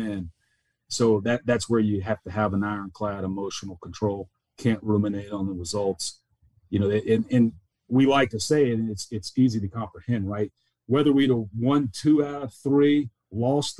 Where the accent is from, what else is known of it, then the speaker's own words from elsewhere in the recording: the South, United States; moved away; growing up in the South, we're probably naturally humble